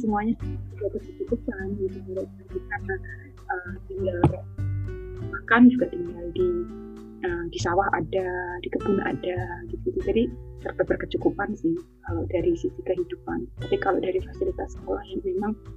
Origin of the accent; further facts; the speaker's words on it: Semanu, Special Region of Yogyakarta, Indonesia; moved away as an adult; now in Australia; asal dari uh, asal besar asli Semanu Gunung Kidul.